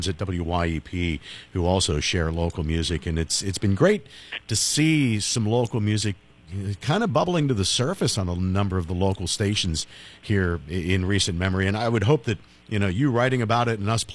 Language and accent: English; Pittsburgh, Pennsylvania, United States; the period that I grew up in Pittsburgh